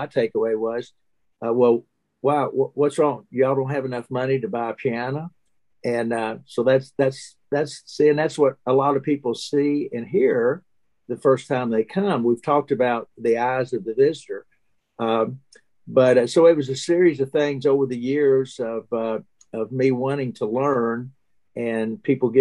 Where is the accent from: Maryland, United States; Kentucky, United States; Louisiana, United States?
Kentucky, United States; Owensboro; I grew up in Owensboro, was on 1850 Calhoun